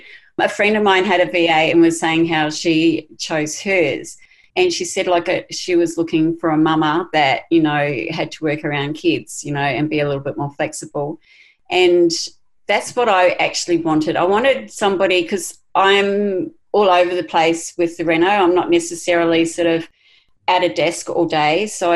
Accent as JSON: {"language": "English", "region": "Queensland", "country": "Australia", "said": "And I go, you know, as a Queenslander, it's not going to be straight."}